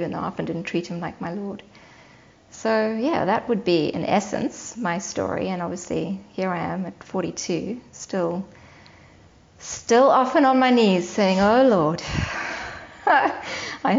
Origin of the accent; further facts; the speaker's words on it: Cape Town, Western Cape, South Africa; moved away; also born or lived in Johannesburg, South Africa; I grew up in Johannesburg in South Africa for the first 4 years of my life, and then we moved to Cape Town, back where my parents grew up.